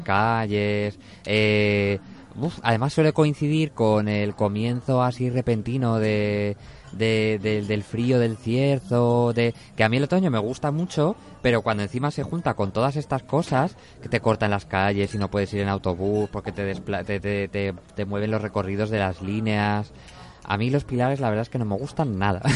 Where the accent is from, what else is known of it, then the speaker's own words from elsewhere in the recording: Zaragoza, Aragon, Spain; no soy como un zaragozano de pro